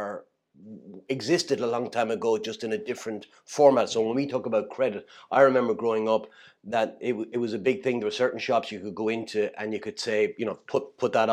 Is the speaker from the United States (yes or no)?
no; Kilkenny, Leinster, Ireland; I grew up in Kilkenny